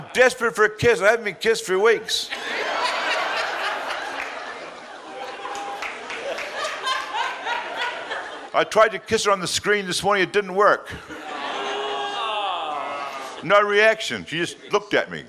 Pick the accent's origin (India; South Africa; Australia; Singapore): Australia; me being an Australian